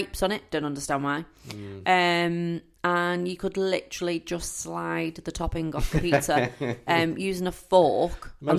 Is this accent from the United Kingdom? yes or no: yes; United Kingdom; we're British